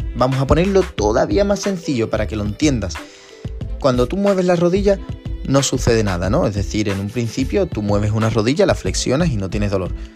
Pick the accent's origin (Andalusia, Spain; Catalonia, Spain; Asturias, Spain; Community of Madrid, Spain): Andalusia, Spain; San Fernando; yo soy de San Fernando, que es una, una ciudad justo al ladito de Cádiz